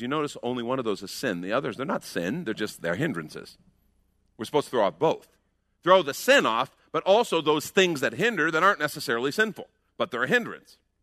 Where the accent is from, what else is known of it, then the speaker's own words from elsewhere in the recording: United States; We're American Christians